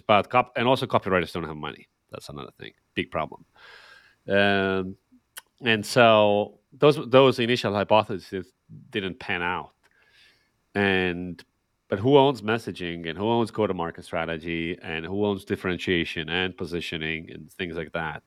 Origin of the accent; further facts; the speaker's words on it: Estonia; I'm, I'm from Estonia, so a Nordic, uh, Nordic country